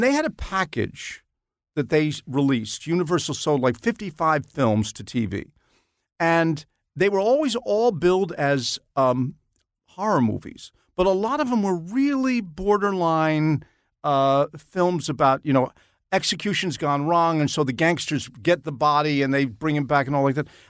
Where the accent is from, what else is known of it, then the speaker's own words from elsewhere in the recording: Nanuet, New York, United States; I was growing up in Nanuet, New York